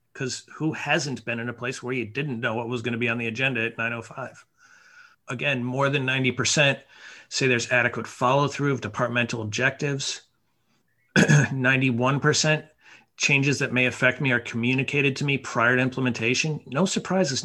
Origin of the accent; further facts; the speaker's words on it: Mount Tom, Massachusetts, United States; moved away as an adult; also born or lived in New York; I got hired at the ski area in my hometown, uh, Mount Tom. And I was 14